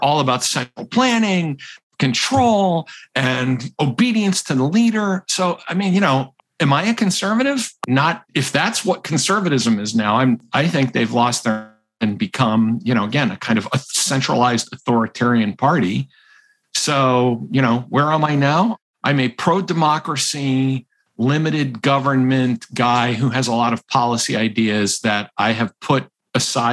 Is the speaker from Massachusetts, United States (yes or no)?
yes; Massachusetts, United States; now in Rhode Island, United States; I am from Massachusetts and live in Rhode Island.